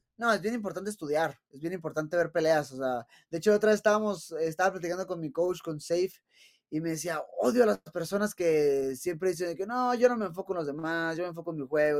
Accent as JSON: {"language": "Spanish", "country": "Mexico"}